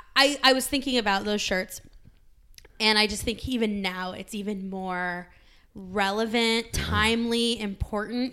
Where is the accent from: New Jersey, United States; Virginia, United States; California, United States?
California, United States; now in Arizona, United States; growing up in the West, I'm from California, living in Arizona